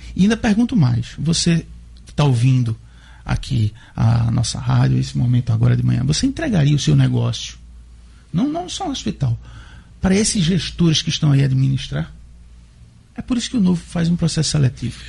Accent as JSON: {"language": "Portuguese", "region": "Pernambuco", "country": "Brazil", "tie": "born or raised there", "moved": "yes", "lives_now": "Natal, Brazil"}